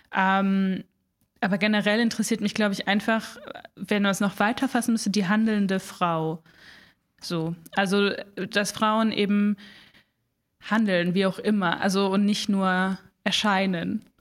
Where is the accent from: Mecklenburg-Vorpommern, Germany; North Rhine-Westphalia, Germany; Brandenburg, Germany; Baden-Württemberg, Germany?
Baden-Württemberg, Germany; Southern Black Forest; moved away as an adult; also born or lived in Munich / England / Mainz; ich komme aus dem Schwarzwald eigentlich, aus dem Südschwarzwald